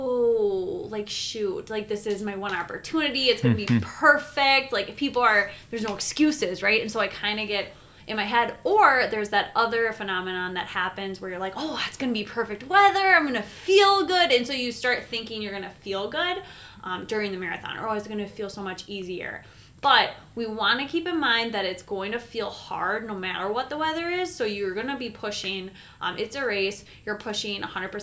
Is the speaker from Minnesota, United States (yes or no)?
yes; Minneapolis, Minnesota, United States; I'm from Minneapolis. We train in the winter